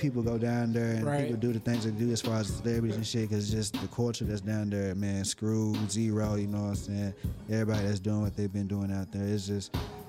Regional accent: Dallas, Texas, United States; I'm from Dallas, Texas, man. Oak Cliff to be specific.

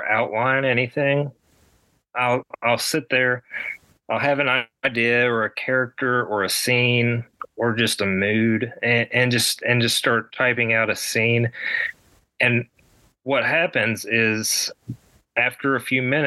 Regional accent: West Virginia, United States; in my home state of West Virginia

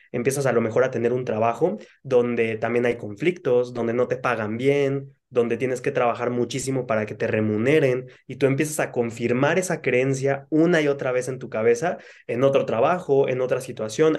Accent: Cancún, Quintana Roo, Mexico; moved away; a Cancún, que es donde, de donde yo soy

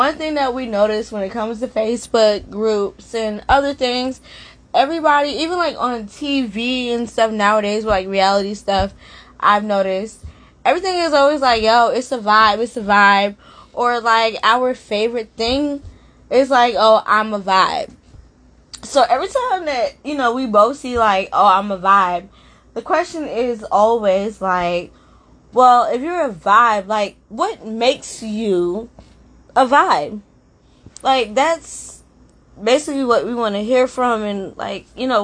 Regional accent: New Jersey, United States; moved away as an adult; now in Maryland, United States; I'm from Jersey, and I just moved to Maryland like a year ago

